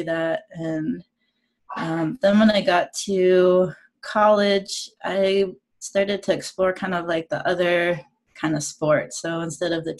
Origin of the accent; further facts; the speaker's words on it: Maine, United States; I grew up in Maine